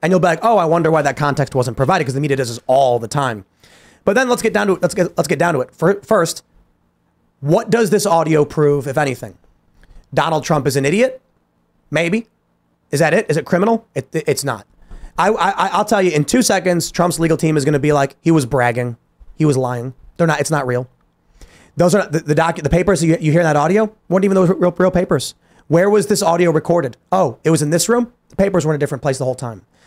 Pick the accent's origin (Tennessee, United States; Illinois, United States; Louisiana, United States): Illinois, United States; Chicago; moved away; I'm from Chicago.